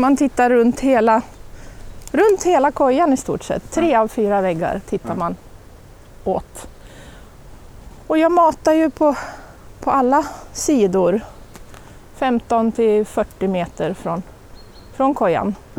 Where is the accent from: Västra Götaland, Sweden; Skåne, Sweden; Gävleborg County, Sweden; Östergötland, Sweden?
Gävleborg County, Sweden; Sandviken; also born or lived in Åmot / Ockelbo; jag brukar säga att jag är från Åmot